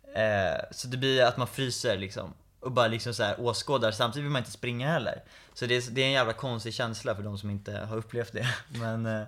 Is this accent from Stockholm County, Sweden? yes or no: yes; Stockholm, Stockholm County, Sweden; Flyttade till Skarpnäck, växte upp där